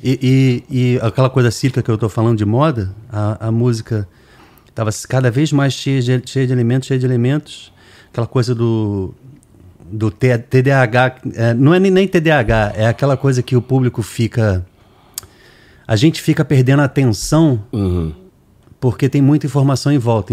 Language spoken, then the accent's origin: Portuguese; Brazil; A gente é brasileiro